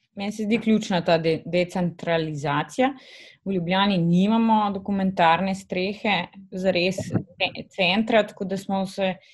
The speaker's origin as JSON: {"language": "Slovenian", "country": "Slovenia", "said": "smo avtori iz Slovenije"}